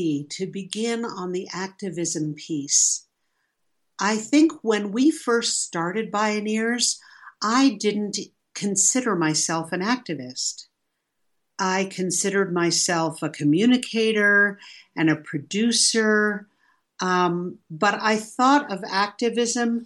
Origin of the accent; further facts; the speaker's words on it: New York City, New York, United States; I grew up in New York City